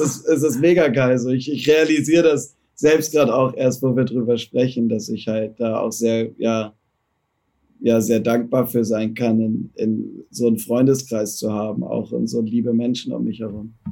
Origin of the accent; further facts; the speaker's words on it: Germany; Bin halt auch Deutscher